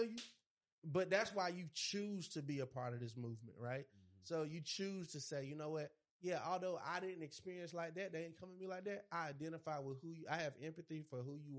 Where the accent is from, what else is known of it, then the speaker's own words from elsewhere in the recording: Georgia, United States; I'm from Georgia